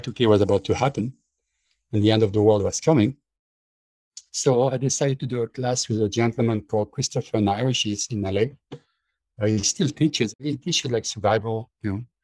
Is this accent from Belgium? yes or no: yes; Belgium; moved away; When I grew up in Belgium, we were pretty much self-sufficient